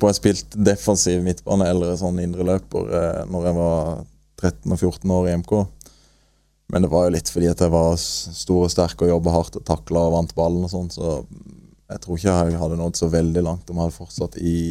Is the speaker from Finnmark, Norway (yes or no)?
no; Marnardal, Agder, Norway; jeg er født og oppvokst i Marnardal. Spilte der sammen med vennene mine og kompisene mine.